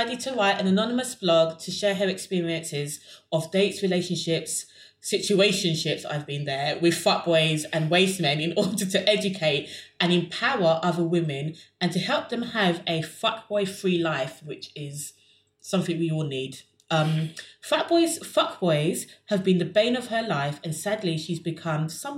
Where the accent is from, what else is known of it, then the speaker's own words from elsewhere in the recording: London, United Kingdom; I'm from South London